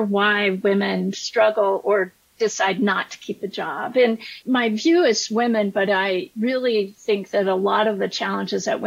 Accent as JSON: {"language": "English", "town": "Colorado Springs", "region": "Colorado", "country": "United States", "tie": "born or raised there", "also_born_or_lived": "Chicago", "moved": "as an adult", "said": "I'm a fifth generation Coloradan, so I grew up in Colorado Springs"}